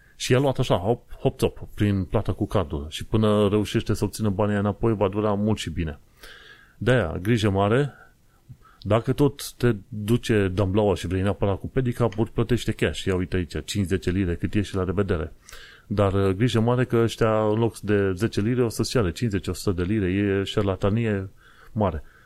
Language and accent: Romanian; Romania; now in London, United Kingdom; noi ca români